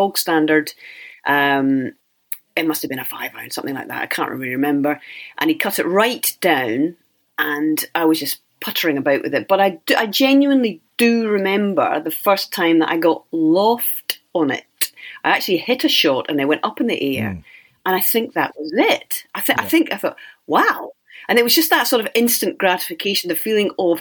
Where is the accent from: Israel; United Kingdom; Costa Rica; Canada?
United Kingdom; Cardross, Scotland; also born or lived in St Andrews, Fife; Well, I was born in St Andrews, that's right. And I lived in Fife, the Kingdom of Fife, for the first 4 years of my life. And then I moved across to the other side of Scotland. And I was there in a wee place called Cardross